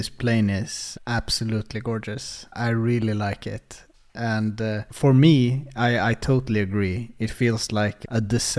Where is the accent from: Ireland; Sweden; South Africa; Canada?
Sweden; Uppsala, Uppsala County; English is a second language; I get kind of nostalgic for where I grew up in Uppsala. It's called Årsta